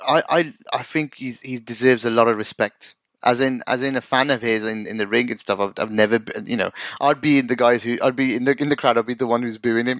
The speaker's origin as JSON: {"language": "English", "country": "United Kingdom", "tie": "born or raised there", "said": "being from an ethnic minority myself and growing up in the UK"}